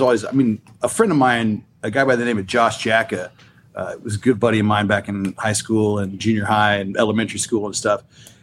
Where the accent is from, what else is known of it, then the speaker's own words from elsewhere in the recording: Western Kansas, United States; I grew up in Western Kansas